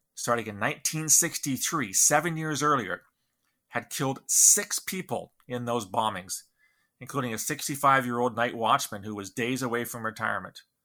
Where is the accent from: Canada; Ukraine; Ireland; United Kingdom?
Canada; the condition of being Canadian